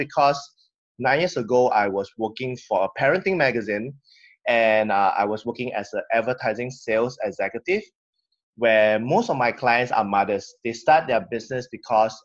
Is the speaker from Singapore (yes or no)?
yes; Singapore; I'm from Singapore. That's why most of us in Singapore, we speak really fast